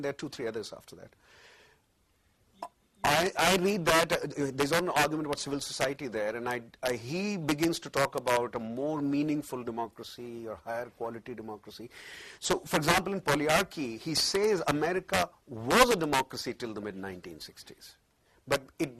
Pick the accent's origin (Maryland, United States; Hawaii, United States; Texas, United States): Hawaii, United States; born there; It is just as well that I was born in Hawaii, where that law didn't operate